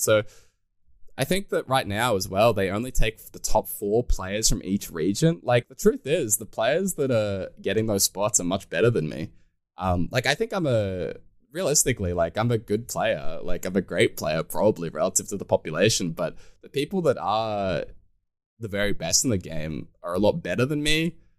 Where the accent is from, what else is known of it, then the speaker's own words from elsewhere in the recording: Australia; being an Australian